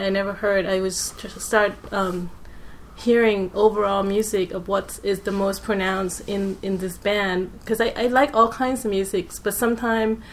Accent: Thailand; moved away; I grew up in Thailand

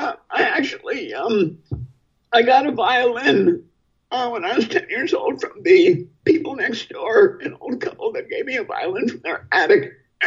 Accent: Milwaukee, Wisconsin, United States; born or raised there

